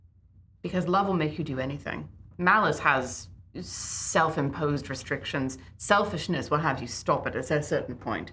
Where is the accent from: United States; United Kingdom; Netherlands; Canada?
United Kingdom; Sorry. Oh. I'm British, I understand this.